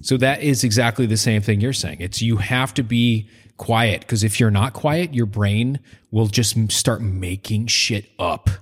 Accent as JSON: {"language": "English", "region": "Maine", "country": "United States", "tie": "born or raised there", "moved": "yes", "said": "I'm from Maine"}